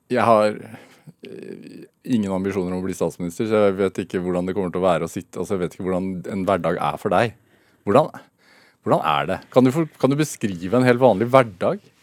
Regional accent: Sarpsborg, Østfold, Norway; jeg er fra Serp. Eller Sarpsborg

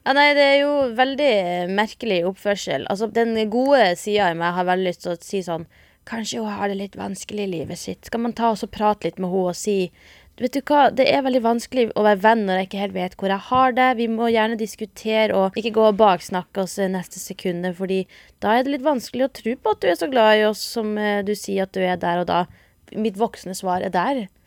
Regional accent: Northern Norway, Norway; A-ending som nordlending.

